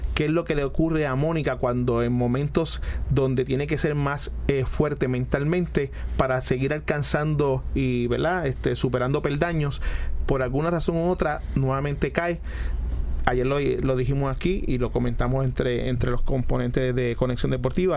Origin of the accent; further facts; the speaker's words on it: Puerto Rico; uno como puertorriqueño